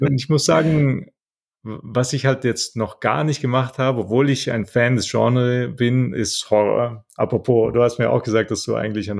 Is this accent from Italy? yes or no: yes; Italy; moved away; Wir haben in Italien, ich bin ja Italiener